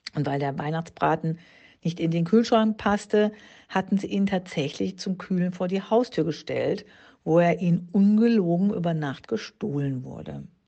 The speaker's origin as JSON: {"language": "German", "region": "Baden-Württemberg", "country": "Germany", "also_born_or_lived": "Berlin", "moved": "yes", "said": "im Badischen ist das, da wo ich herkomme"}